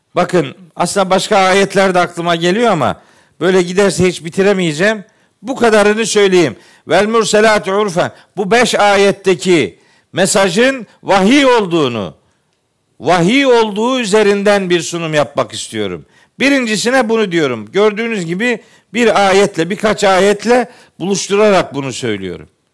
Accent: Trabzon, Turkey; moved away; Ben Trabzonluyum

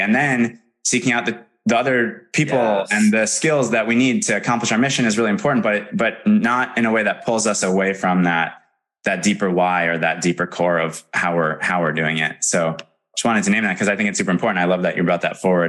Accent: Madison, Wisconsin, United States; I'm from Madison, Wisconsin originally

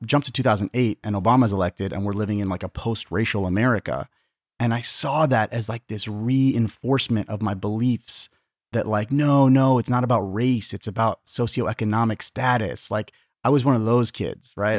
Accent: Tucson, Arizona, United States; also born or lived in San Diego, California; I was born in San Diego, but then my parents moved to Tucson when I was, like, five months old.

